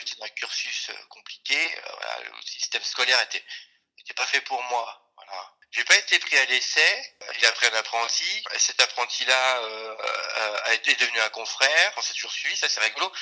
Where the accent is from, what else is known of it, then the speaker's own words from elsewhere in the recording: Cholet, Pays de la Loire, France; je suis originaire de, de Cholet